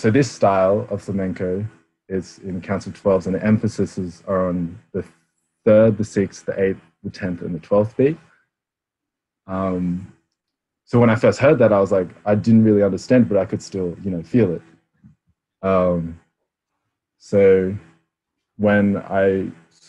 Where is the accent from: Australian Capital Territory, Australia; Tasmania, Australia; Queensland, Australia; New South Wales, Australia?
Australian Capital Territory, Australia; Canberra; being a Filipino Australian, I grew up in Canberra